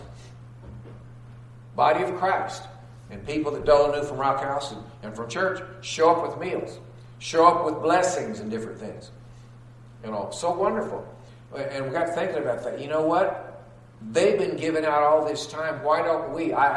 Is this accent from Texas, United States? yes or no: yes; Texas, United States; I'm from the South, grew up in Texas